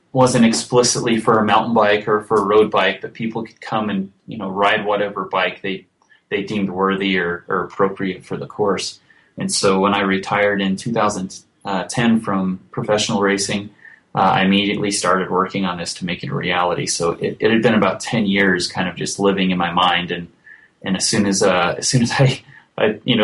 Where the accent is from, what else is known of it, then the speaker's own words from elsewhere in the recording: Beaver, Utah, United States; my hometown of Beaver, Utah